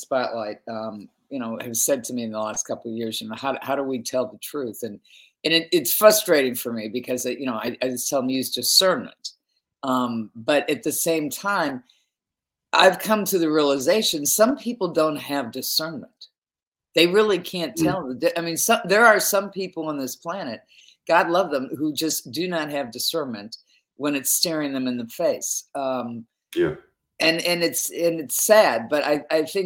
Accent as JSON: {"language": "English", "country": "United States", "said": "I'm originally an American."}